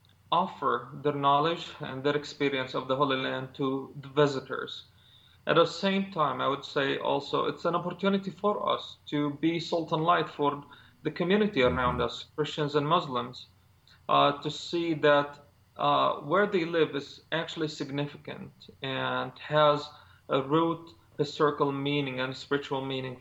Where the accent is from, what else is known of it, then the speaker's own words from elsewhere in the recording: Gaza, Gaza Strip, Palestine; now in Bethlehem, Palestine; I was born in Gaza, which is the other half of the country. And now I'm living in Bethlehem, the West Bank, Palestinian territory